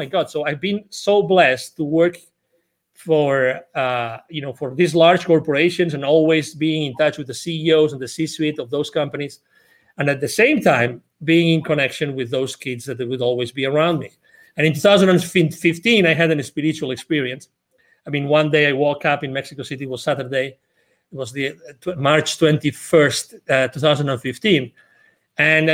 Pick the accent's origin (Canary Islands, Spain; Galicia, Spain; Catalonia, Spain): Catalonia, Spain; Barcelona; English is a second language; moved away as an adult; now in Texas, United States; I'm originally from Barcelona in Spain.